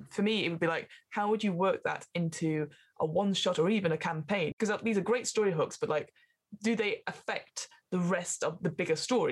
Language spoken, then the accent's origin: English; near Burnley, North West England, United Kingdom; Burnley so near my hometown